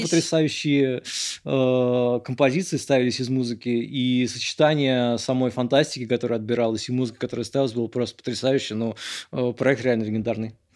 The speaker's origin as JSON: {"language": "Russian", "region": "Moscow", "country": "Russia", "tie": "born or raised there"}